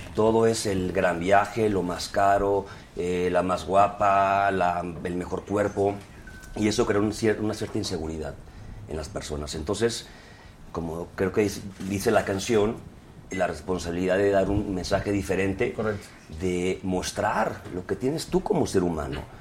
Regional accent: Guadalajara, Jalisco, Mexico; yo que soy de Guadalajara

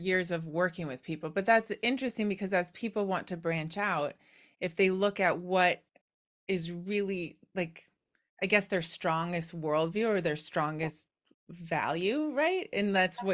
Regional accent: Wisconsin, United States; I'm from Wisconsin

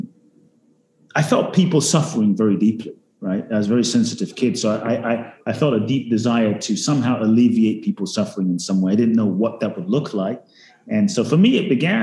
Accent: London, United Kingdom; also born or lived in Ghana; I was born in Ghana, West Africa. Father's from Ghana, mother's Japanese, grew up in London

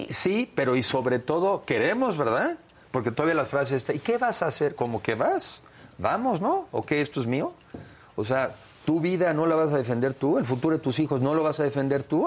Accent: Mexico; yo sí asumo hoy como mexicano

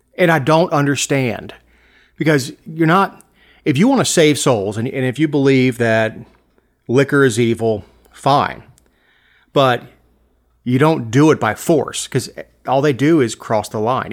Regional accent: Florida, United States; growing up in Florida, we didn't play a whole lot of hockey

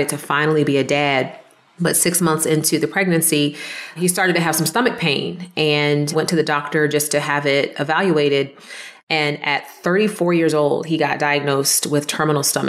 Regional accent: Jacksonville, Florida, United States; also born or lived in East Orange, New Jersey; now in Gainesville, United States; I grew up in Jacksonville, Florida, and I was actually born in East Orange, New Jersey.

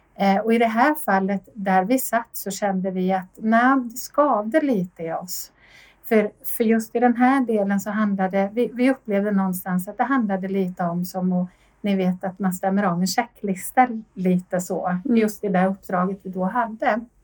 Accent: Linköping, Östergötland, Sweden; moved away as an adult; now in Sollefteå, Sweden; är född och uppvuxen i Linköping men boende i en eh, familj utanför Sollefteå sedan 17 eh, år tillbaka

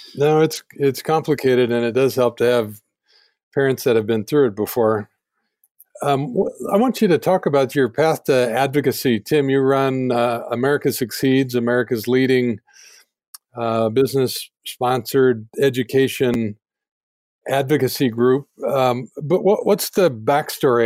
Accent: Denver, Colorado, United States; I grew up in Denver as well

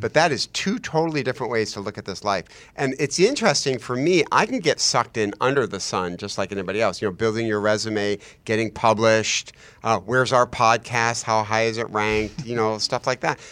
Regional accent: United States; as American Christians

